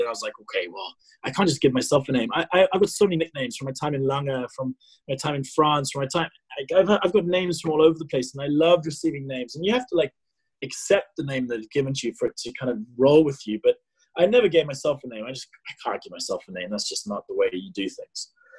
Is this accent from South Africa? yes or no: yes; South Africa; that as a South African sporting guy, like, that's just not the type of stuff you should be talking about.